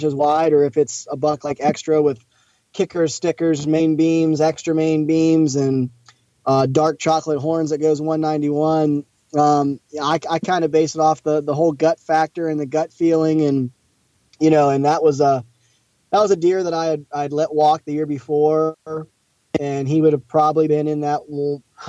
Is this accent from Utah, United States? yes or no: no; Eastern Ohio, United States; it's been fun growing up in Ohio